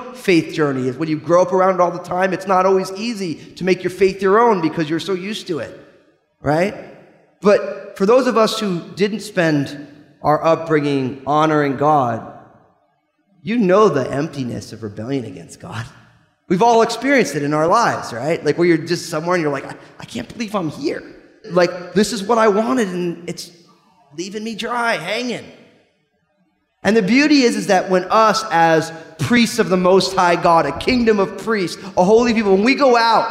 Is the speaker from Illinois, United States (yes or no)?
no; New Jersey, United States; I'm from New Jersey